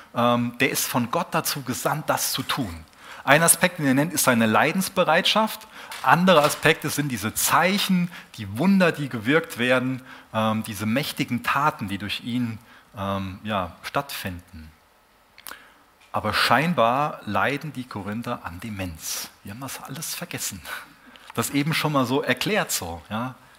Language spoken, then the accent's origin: German; Germany; als Deutsche